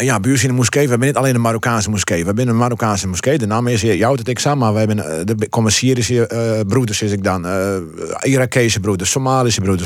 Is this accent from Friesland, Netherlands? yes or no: yes; Heerenveen, Friesland, Netherlands; also born or lived in Morocco; we wennen hier in het Veen